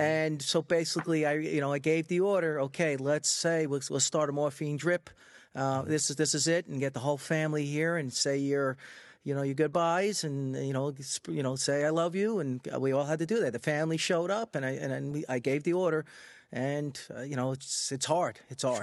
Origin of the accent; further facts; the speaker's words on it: Freeport, New York, United States; I grew up in Freeport on Long Island, so that's a mixed community